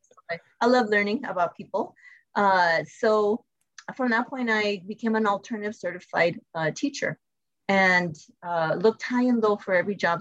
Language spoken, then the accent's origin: English; El Paso, Texas, United States; I'm originally from El Paso